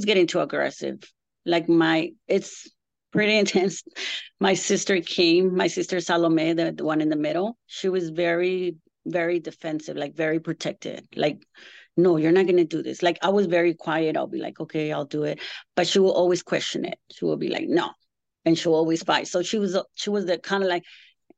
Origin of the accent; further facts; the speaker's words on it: Tijuana, Baja California, Mexico; also born or lived in Mexico City; I was born in Mexico City, and right after that, I was taken to, my mom took me to Tijuana, Rosarito, to an orphanage when I was 3 months old